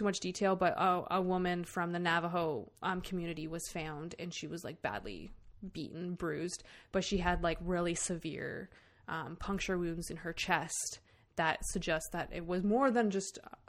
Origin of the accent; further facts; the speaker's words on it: Canada; We're from Canada